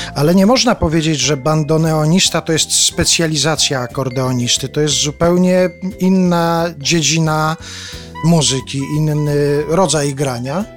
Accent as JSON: {"language": "Polish", "region": "Subcarpathian Voivodeship", "country": "Poland", "accent": "Subcarpathian", "said": "ja w tym języku mam taki podkarpacki akcent"}